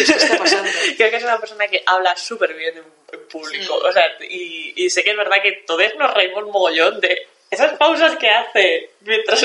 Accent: Galicia, Spain; mi mensaje desde aquí como gallega

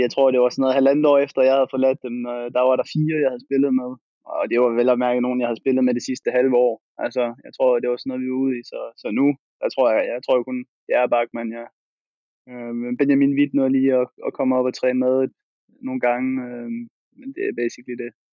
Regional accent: Aarhus, Central Denmark Region, Denmark; moved away as an adult; also born or lived in Turkey; now in Spain; jeg er jo selv født og opvokset i Aarhus.

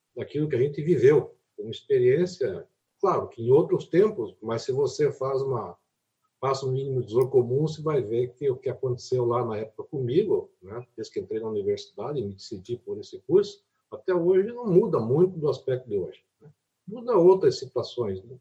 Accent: Brazil; also born or lived in Curitiba; lá na minha cidade, que era é longe de Curitiba, longe de Florianópolis

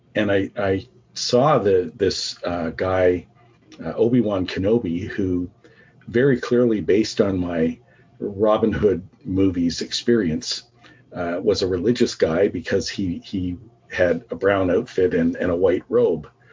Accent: Canada; also born or lived in Vancouver; My parents uh, came to Canada from Barbados. And um, so I, I was the first member of my family that was born in Canada.

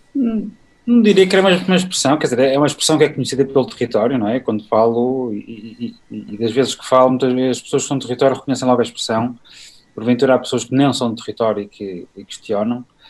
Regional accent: Porto, Norte, Portugal; eu sou do Porto

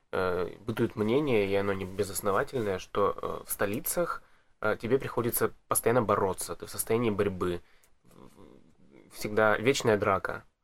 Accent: Kurgan, Kurgan Oblast, Russia; Мне просто интересно, это личный интерес, потому что я из Кургана, я хочу зайти.

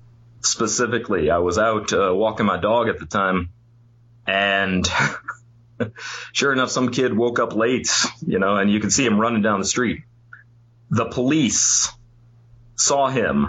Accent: St. Charles, Missouri, United States; moved away as an adult; also born or lived in Korea; now in South Korea; Born and raised in St. Charles

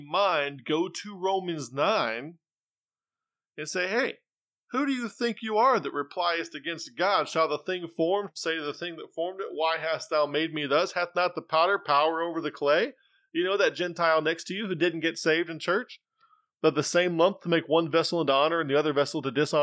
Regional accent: United States; I'm an American

